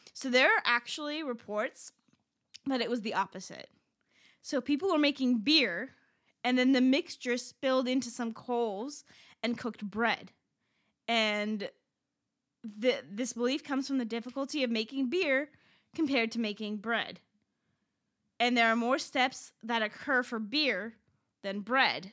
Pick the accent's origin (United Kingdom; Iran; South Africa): Iran; moved away; I'm from Iran